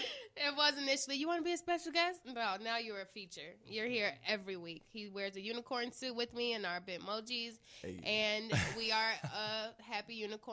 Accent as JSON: {"language": "English", "region": "Midwest", "country": "United States", "said": "I'm from the Midwest"}